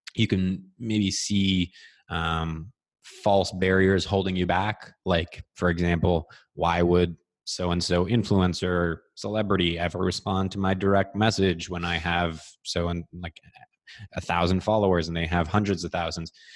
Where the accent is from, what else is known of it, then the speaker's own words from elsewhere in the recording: Ottawa, Ontario, Canada; growing up in Ottawa